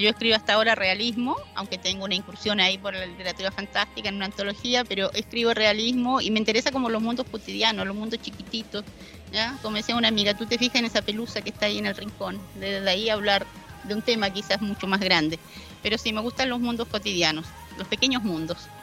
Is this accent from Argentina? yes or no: yes; Argentina; moved away as an adult; also born or lived in Talcahuano, Chile; viví en Argentina desde los 10 hasta los 24 años